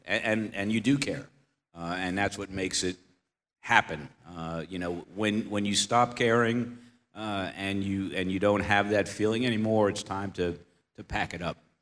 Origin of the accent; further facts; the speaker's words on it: New York, United States; moved away; I come from New York.